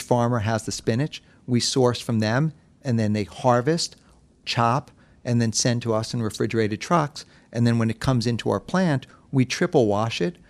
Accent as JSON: {"language": "English", "town": "New York City", "region": "New York", "country": "United States", "tie": "born or raised there", "said": "I was born and raised in New York City"}